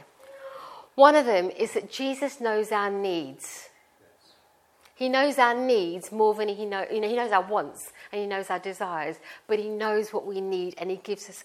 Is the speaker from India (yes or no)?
yes; India; I am Indian and I was born in India and I was raised in a Sikh family. And I grew up as a Sikh